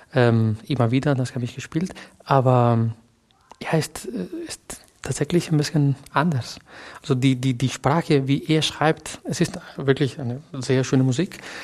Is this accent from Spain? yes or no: yes; a small town south of Valencia, Valencian Community, Spain; German is a second language; moved away as an adult; also born or lived in Barcelona; now in Germany; ich bin in Barcelona geboren, aber eigentlich bin ich in, einem, in einer kleinen Stadt südlich von Valencia äh, groß geworden.